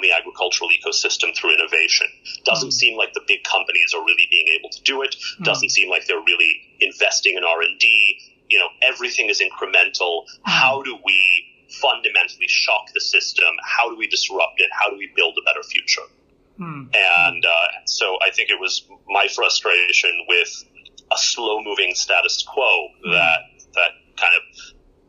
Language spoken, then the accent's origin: English; Houston, Texas, United States; moved away as an adult; now in India; I grew up in Texas, in Houston, in basically a large ABCD neighborhood.